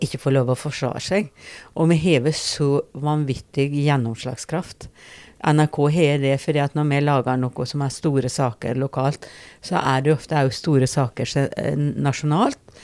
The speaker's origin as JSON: {"language": "Norwegian", "town": "Rauland", "region": "Telemark", "country": "Norway", "moved": "yes", "lives_now": "Porsgrunn, Norway", "said": "jeg er opprinnelig fra Rauland. Bor nå i Porsgrunn"}